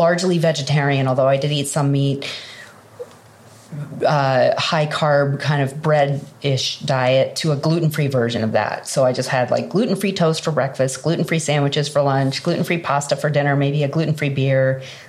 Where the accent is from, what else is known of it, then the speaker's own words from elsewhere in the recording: the Hamptons, Eastern Long Island, New York, United States; I am from Eastern Long Island. I actually grew up in the Hamptons, outside of New York City